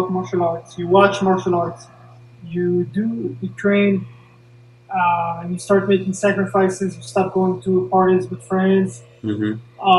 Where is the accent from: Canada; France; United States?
France; Paris, Île-de-France; born there; I was born in Paris.